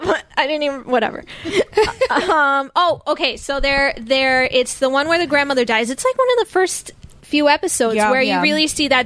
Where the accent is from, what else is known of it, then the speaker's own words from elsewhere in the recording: New Jersey, United States; I'm from Jersey.